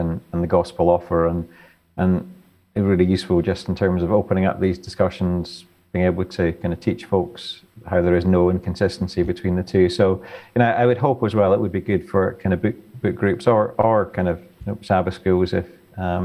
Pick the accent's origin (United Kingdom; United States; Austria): United Kingdom; the Highlands of Scotland; I grew up in the Highlands of Scotland